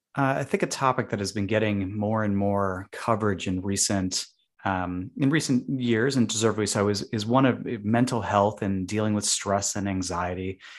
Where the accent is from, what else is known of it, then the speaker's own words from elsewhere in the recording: Chicago, Illinois, United States; now in Boston, United States; I'm from Chicago, and even though it is a very big city